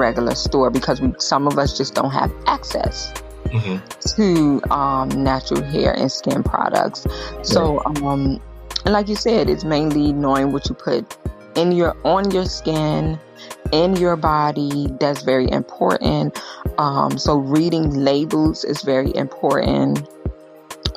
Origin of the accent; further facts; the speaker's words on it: Israel; moved away; growing up in Israel